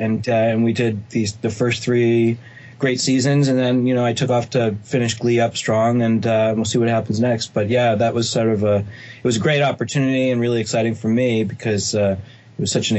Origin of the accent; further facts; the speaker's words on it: outside of Boston, Massachusetts, United States; moved away as an adult; now in Los Angeles, United States; Well, I grew up outside of Boston, Massachusetts.